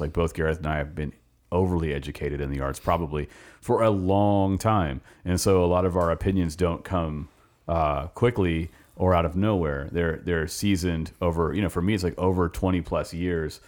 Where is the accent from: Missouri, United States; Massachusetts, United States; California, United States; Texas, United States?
California, United States; Los Angeles; now in Richmond, United States; I grew up in Los Angeles